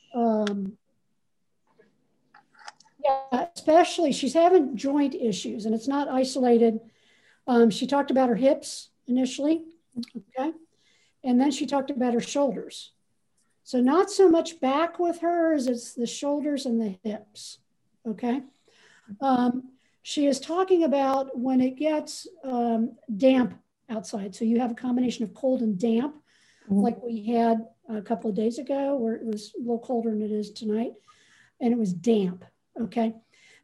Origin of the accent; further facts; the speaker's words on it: Ohio, United States; I'm from Ohio. So we were raised in different temperate zones